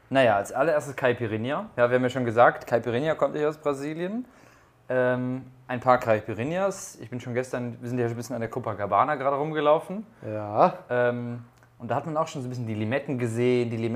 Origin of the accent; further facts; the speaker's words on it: Cologne, North Rhine-Westphalia, Germany; Weil ich komme aus Köln und ich habe schon so oft Karneval gefeiert